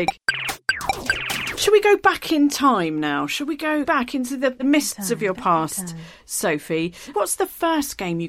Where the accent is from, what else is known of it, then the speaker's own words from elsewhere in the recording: London, United Kingdom; I'm from Catford, that's pretty standard.